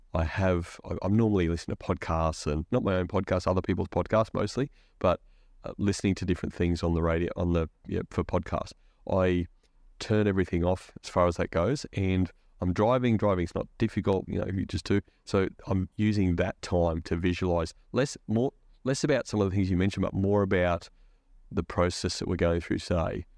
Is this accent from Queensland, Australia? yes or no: yes; Queensland, Australia; I'm a Queenslander